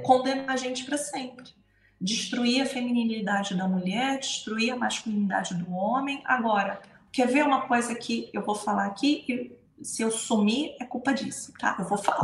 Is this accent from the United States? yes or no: no; Brazil; moved away as an adult; now in Portugal; por ser brasileira